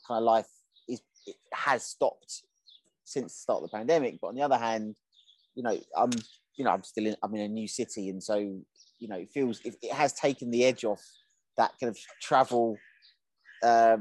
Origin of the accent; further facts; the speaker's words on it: England, United Kingdom; moved away as an adult; also born or lived in Belgrade / Budapest / Bucharest / Valencia; I've born in England, grew up in England.